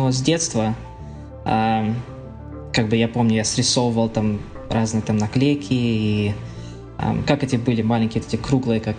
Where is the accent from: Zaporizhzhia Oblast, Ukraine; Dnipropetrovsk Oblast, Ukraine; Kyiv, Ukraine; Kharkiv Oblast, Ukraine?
Kharkiv Oblast, Ukraine; Kharkiv; born there; ну родился вообще в Харькове, а, но большинство семьи из, а, из Коломны